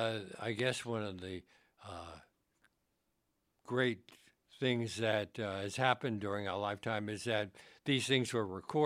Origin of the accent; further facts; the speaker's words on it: New York City, New York, United States; Well, I grew up in Brooklyn.